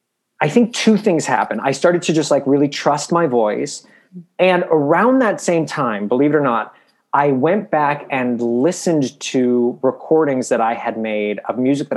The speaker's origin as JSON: {"language": "English", "region": "Midwest", "country": "United States", "tie": "born or raised there", "said": "Cause I grew up in the Midwest and Catholic and I'm a gay boy."}